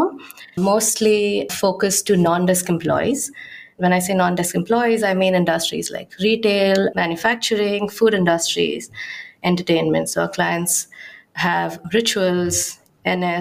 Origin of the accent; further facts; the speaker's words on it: Mumbai, Maharashtra, India; moved away as an adult; now in Amsterdam, Netherlands; I'm originally from Mumbai